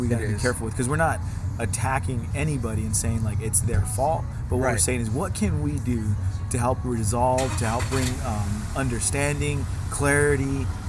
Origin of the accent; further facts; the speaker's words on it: Dallas, Texas, United States; moved away; also born or lived in Los Angeles, California; growing up in Texas myself, I was happy to get out of Texas. In Dallas, I went to Lakewood Elementary.